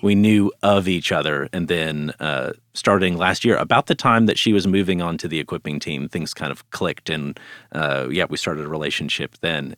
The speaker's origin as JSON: {"language": "English", "town": "Dallas", "region": "Texas", "country": "United States", "tie": "born or raised there", "said": "I grew up here in the Dallas area"}